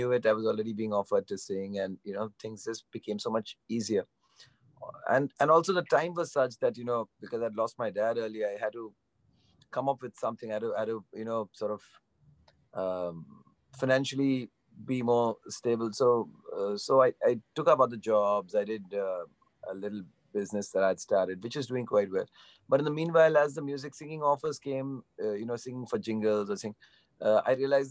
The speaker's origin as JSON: {"language": "English", "town": "Mumbai", "region": "Maharashtra", "country": "India", "tie": "born or raised there", "said": "growing up in Bandra, I was exposed to a lot of Western music"}